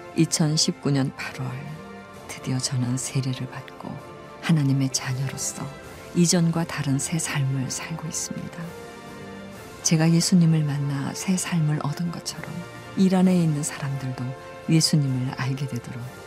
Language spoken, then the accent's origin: Korean; Iran; moved away as an adult; now in South Korea; 저는 이란에서 온